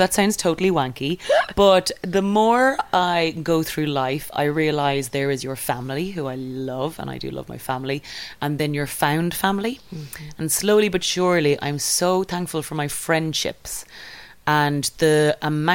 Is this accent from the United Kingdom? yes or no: no; Ireland; being Irish